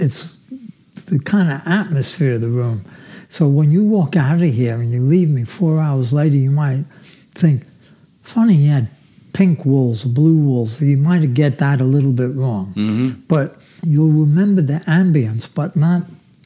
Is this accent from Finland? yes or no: no; New York City, New York, United States; I was born in Brooklyn, New York. I was born in Flatbush.